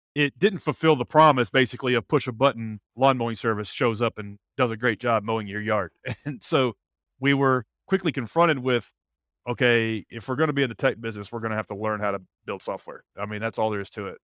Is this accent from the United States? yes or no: yes; Nashville, Tennessee, United States; born and raised in Nashville, lived here all my life